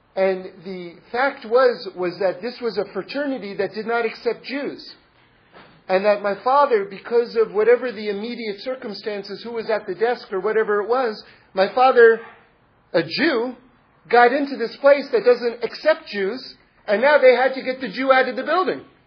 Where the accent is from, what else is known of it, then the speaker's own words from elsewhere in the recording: New York City, New York, United States; moved away; I grew up in New York City, but I find myself in Los Angeles also